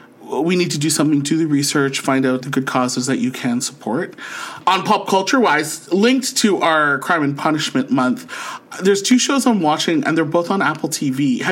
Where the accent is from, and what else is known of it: St. Catharines, Ontario, Canada; born or raised there; now in Ottawa, Canada